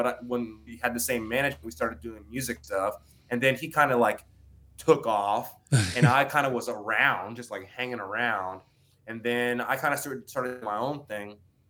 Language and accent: English; Austin, Texas, United States; we're from Austin, Texas, born and raised